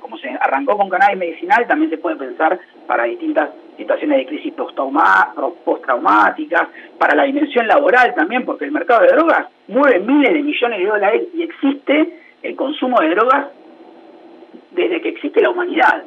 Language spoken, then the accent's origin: Spanish; Argentina